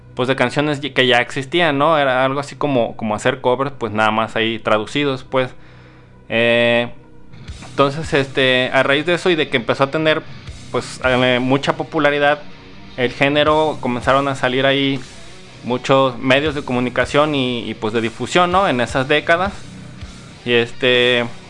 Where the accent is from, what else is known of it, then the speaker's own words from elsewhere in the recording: Guadalajara, Jalisco, Mexico; que soy tapatío